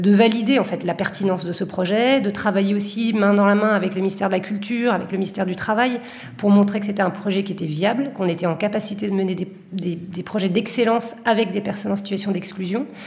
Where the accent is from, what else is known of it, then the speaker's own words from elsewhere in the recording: Bordeaux, Nouvelle-Aquitaine, France; now in Marseille, France; je suis originaire de Bordeaux, qui serait quelque part mon premier fief. Euh, j'ai pas mal changé après au cours de, ma vie de, lieu, mais je dirais que mon fief actuel, en tout cas mon fief de cœur, c'est évidemment Marseille